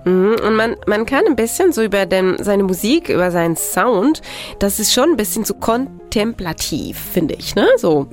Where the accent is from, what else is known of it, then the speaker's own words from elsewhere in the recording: southern France, France; moved away; Ich bin so auf dem Land groß geworden in Südfrankreich